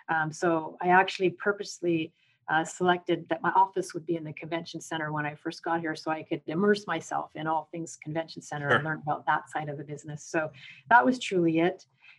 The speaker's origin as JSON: {"language": "English", "country": "Canada", "lives_now": "United States", "said": "So I have still a Canadian citizenship because Canada always recognizes you as Canadian, even though the US doesn't."}